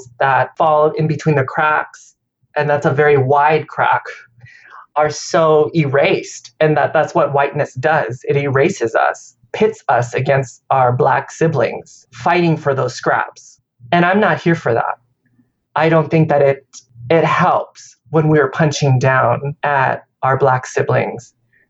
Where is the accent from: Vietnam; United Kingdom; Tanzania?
Vietnam; now in United States; I was born in Vietnam